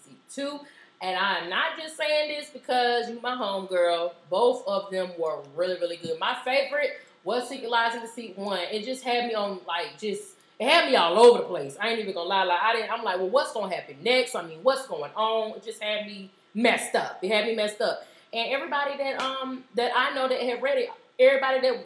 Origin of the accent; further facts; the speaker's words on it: North Carolina, United States; I'm from North Carolina